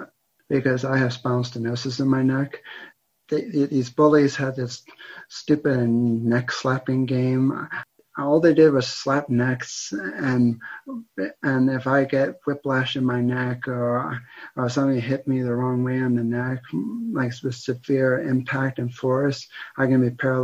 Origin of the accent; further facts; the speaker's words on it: Pennsylvania, United States; also born or lived in New Jersey; I was born in New Jersey, but then I moved to Pennsylvania around 2001, 2002.